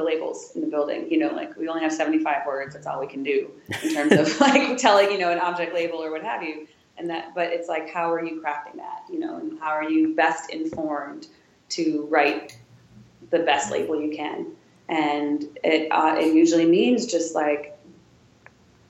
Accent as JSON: {"language": "English", "region": "Wisconsin", "country": "United States", "also_born_or_lived": "Chicago", "moved": "yes", "lives_now": "Washington, D.C., United States", "said": "I'm from Wisconsin. I'm from Roman, Wisconsin"}